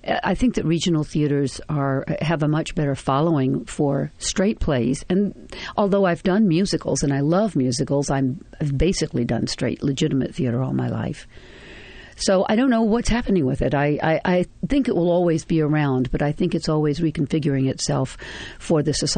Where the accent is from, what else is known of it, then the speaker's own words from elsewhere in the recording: the South, United States; Of course, as a Southerner, I did Cat on a High Tin Roof, and I mean, it just felt like completely natural. I grew up in that milieu, so I know everything there is to know about it.